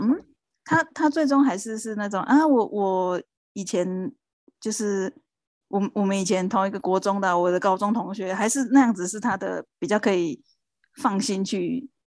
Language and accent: Chinese; Taiwan; also born or lived in Japan; 我们台湾人也是